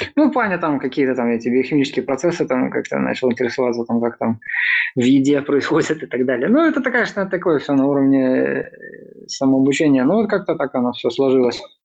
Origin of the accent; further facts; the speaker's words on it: Mogilev, Mogilev Region, Belarus; moved away as an adult; also born or lived in Minsk, Belarus; now in Vilnius, Lithuania; я родился в Беларуси, в городе Могилев, вот, учился там в разнообразных